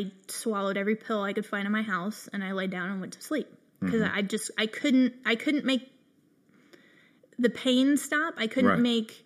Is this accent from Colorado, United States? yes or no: yes; Colorado, United States; moved away; also born or lived in the South; I'm from Colorado